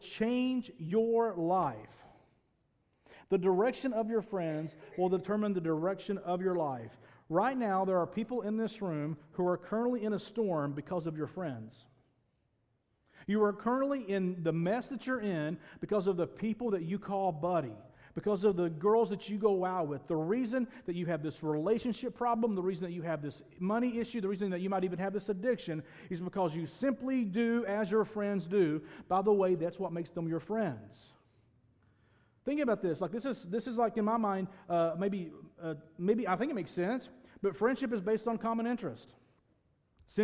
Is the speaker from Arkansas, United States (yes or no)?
yes; Northeast Arkansas, United States; I grew up in Northeast Arkansas in a town of maybe 30 people